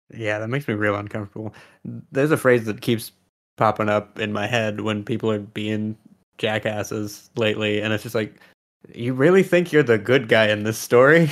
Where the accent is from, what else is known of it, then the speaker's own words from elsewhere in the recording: California, United States; I'm also from California